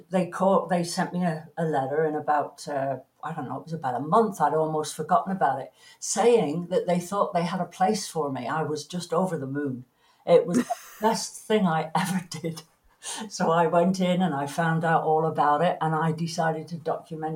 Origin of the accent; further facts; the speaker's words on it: Plymouth, South West England, United Kingdom; moved away as an adult; also born or lived in London; now in Canada; I was born in Plymouth, in Devon, in England